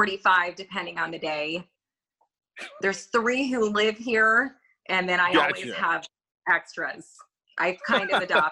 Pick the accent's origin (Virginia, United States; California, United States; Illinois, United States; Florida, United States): Virginia, United States; Monacan High School; moved away as an adult; now in Washington, United States; I graduated from Monacan High School.